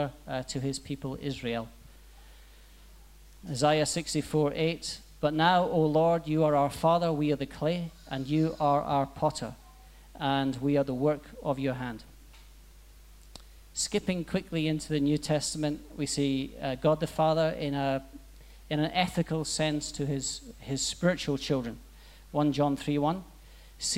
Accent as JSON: {"language": "English", "town": "Aberdeen", "region": "Scotland", "country": "United Kingdom", "moved": "yes", "said": "I'm from Aberdeen, Scotland, so we talk about four times the speed. It's an interesting dialect."}